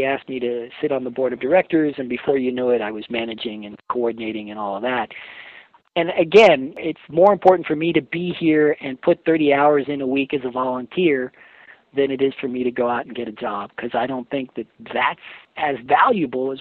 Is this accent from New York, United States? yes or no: yes; New York City, New York, United States; also born or lived in Oregon / Alaska / Seattle; now in Mendocino County, United States; I grew up in New York City